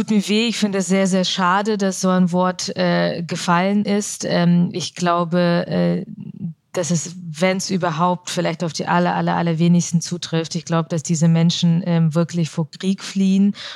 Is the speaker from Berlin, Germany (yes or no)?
no; Augsburg, Bavaria, Germany; mittlerweile identifiziere ich mich als Deutsche und diese Frage, wo kommen Sie her? Und wenn dann die Antwort Augsburg nicht ausreicht